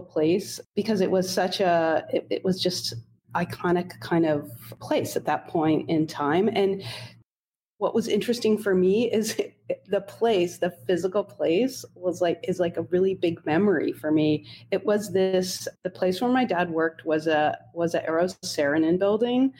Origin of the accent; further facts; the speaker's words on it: Holmdel, New Jersey, United States; I grew up in Homedale, New Jersey, which is it's a suburban town about 45 minutes outside of New York City.